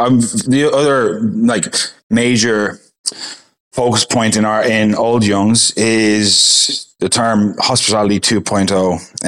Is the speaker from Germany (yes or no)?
no; Ireland; now in Perth, Australia; Ireland will always be my home. It's always going to be in my accent. So it's always going to be my home.